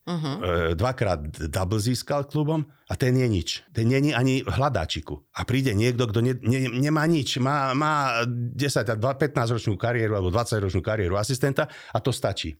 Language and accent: Slovak; Slovakia; nie sme my Slováci